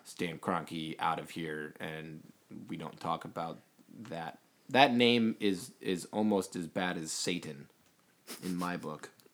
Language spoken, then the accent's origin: English; Saint Charles County, Missouri, United States; where I grew up in Saint Charles County